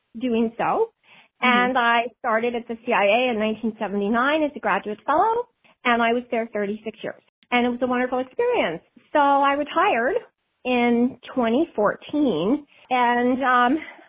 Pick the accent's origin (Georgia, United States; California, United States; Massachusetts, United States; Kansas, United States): Massachusetts, United States; South Hadley; moved away as an adult; also born or lived in Boston, Massachusetts / Washington, D.C.; I am from the great state of Massachusetts, from South Hadley, which is on the western part of Massachusetts